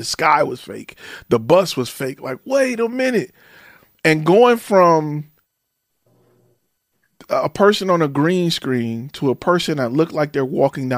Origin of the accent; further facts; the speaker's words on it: the North, United States; I'm from the North